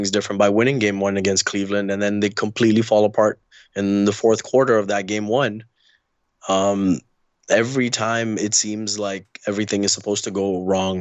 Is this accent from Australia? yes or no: no; Dubai, United Arab Emirates; also born or lived in India; now in Canada; I was born in India. I grew up in Dubai.